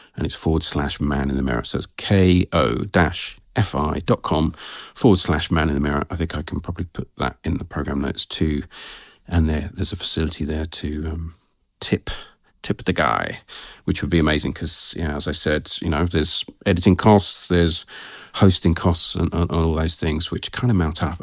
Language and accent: English; England, United Kingdom; I'm so English